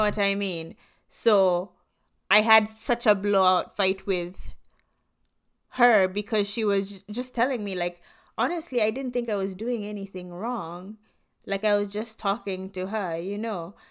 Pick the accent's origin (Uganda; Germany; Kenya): Kenya; moved away as an adult; now in United States; growing up in Kenya